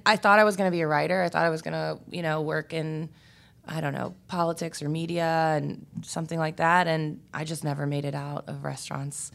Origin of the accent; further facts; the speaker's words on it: Richmond, Virginia, United States; also born or lived in Warsaw, Virginia / Northern Neck, Virginia; I'm from Richmond. Um, I grew up here and on the Northern Neck where my mother's side of the family is from. So, Richmond and Warsaw, Virginia